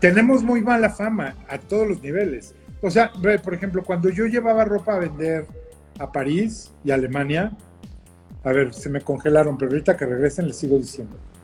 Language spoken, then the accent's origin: Spanish; Mexico; somos mexicanos